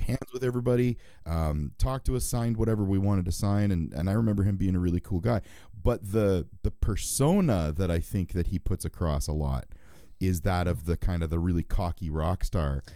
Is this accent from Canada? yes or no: yes; Canada; I'm Canadian